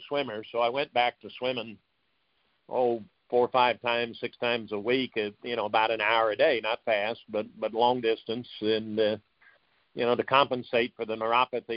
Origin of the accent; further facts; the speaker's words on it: Tulsa, Oklahoma, United States; also born or lived in South Bend, Indiana; I grew up in Tulsa